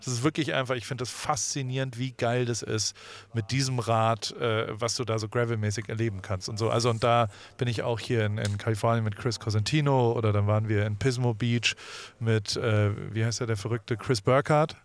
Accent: Heidelberg, Baden-Württemberg, Germany; Ich bin in Heidelberg aufgewachsen, da hatten wir amerikanische Soldaten

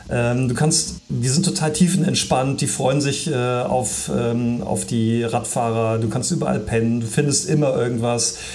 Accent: Viersen, North Rhine-Westphalia, Germany; ich, ich komme ja hier aus der Ecke. Ja. Ähm, wir, wir, sind zwar ja. in Saarstedt äh, gemeldet, aber äh, Ben ist in Saarstedt. Äh, ich bin äh, in Viersen bei Düsseldorf.

